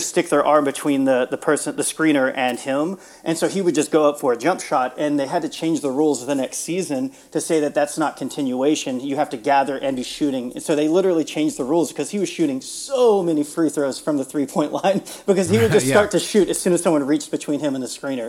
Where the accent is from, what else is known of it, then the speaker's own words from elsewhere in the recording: Houston, Texas, United States; now in Austin, United States; So I grew up in the Houston area. I grew up in a suburb of Houston, but I moved away after school, and I've been in Central Texas and Austin the rest of the time.